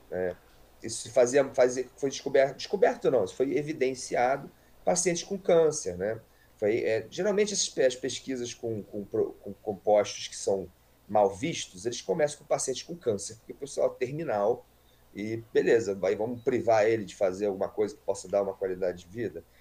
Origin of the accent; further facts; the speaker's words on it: Rio de Janeiro, Brazil; eu nasci aqui no Rio de Janeiro mesmo